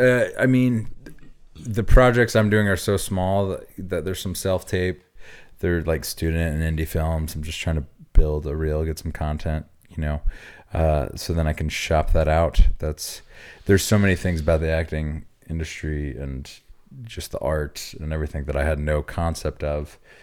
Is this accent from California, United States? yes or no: no; Oklahoma, United States; moved away; my background, I grew up in Oklahoma.